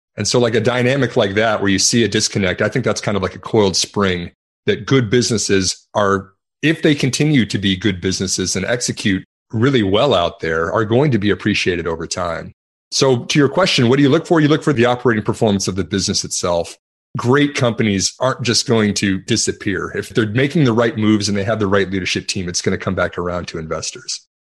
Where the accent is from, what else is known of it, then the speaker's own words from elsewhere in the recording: Texas, United States; I'm from Texas